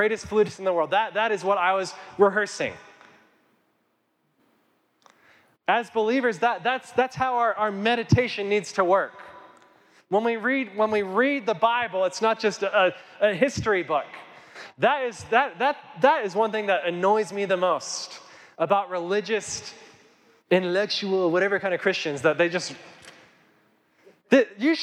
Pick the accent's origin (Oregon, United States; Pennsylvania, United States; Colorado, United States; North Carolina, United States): Colorado, United States; Kit Carson; now in Colorado Springs, United States; grew up in Kit Carson, Colorado, a town of 300 people